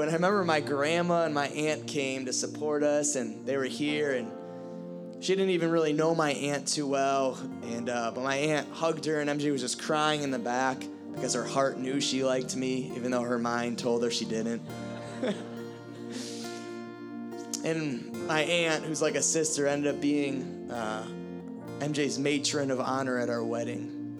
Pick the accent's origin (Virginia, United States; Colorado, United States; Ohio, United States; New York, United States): Ohio, United States; moved away; I'm from Ohio